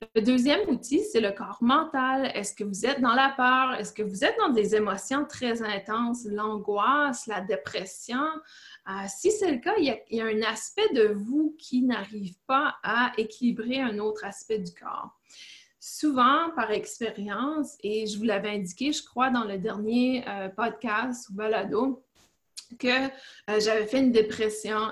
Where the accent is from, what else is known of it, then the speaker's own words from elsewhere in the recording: Canada; moved away as an adult; now in Fort Bragg, United States; je suis canadienne